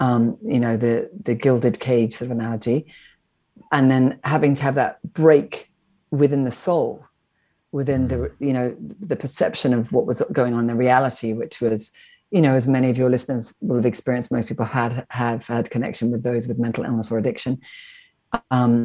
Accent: Wiltshire, South West England, United Kingdom; I grew up in the British aristocracy in Wiltshire in England.

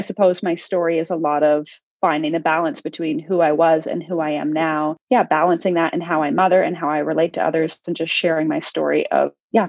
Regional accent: Ontario, Canada; So I was born and raised in Canada. I'm from a province called Ontario.

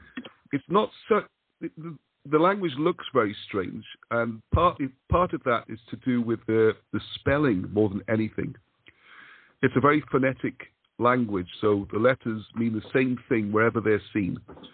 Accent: Wales, United Kingdom; I don't really speak Welsh. I do know a fair amount of Welsh, and I am from Wales.

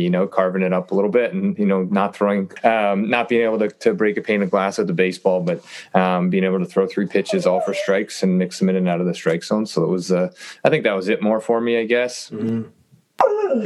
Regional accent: Toronto, Ontario, Canada; born and raised in Toronto, and and uh, am back living here now

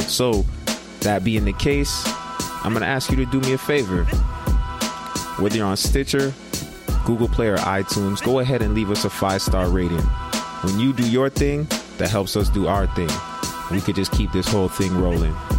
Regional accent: Brampton, Ontario, Canada; I grew up in, in my hometown, Brampton

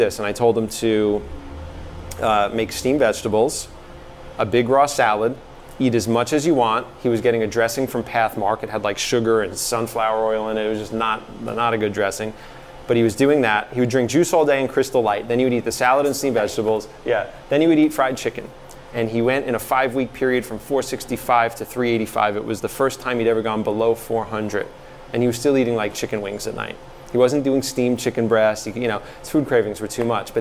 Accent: New York City, New York, United States; moved away; I was from Staten Island.

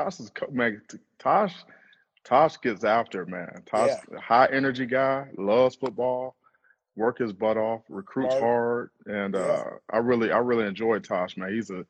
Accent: Cleveland, Ohio, United States; I'm from Cleveland.

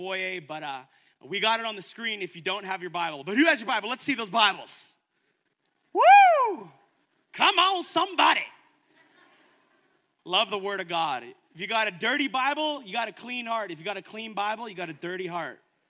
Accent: Edmonton, Alberta, Canada; now in Calgary, Canada; I'm not from here, I'm from Edmonton

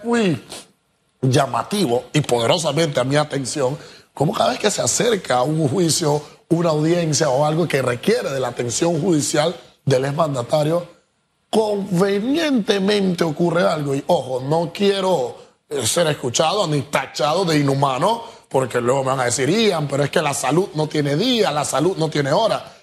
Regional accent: Panama; yo como panameño, amante a mi, a mi república

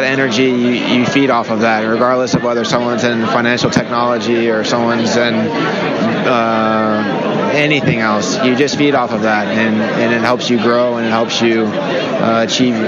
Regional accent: Charlotte, North Carolina, United States; also born or lived in Silicon Valley, California; Charlotte, North Carolina.

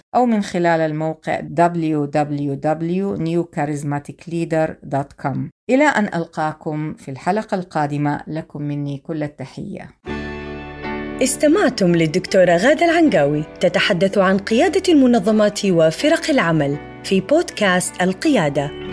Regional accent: Hejaz, Saudi Arabia; accent: Hijazi; أتحدث بالعامية بلهجتي الحجازية

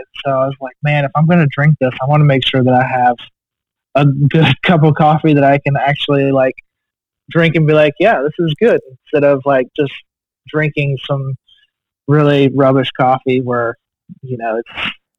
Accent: Eugene, Oregon, United States; moved away as an adult; now in Virginia, United States; So I am actually not from Virginia. I am from Eugene, Oregon.

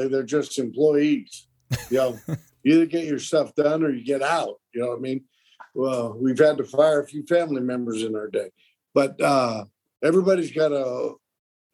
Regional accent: Monterey, California, United States; I'm right here in Monterey, California, local Italian.

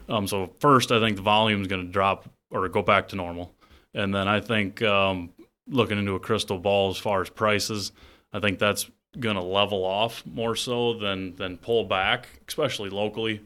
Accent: Worthington, Iowa, United States; I grew up just outside of Worthington, Iowa.

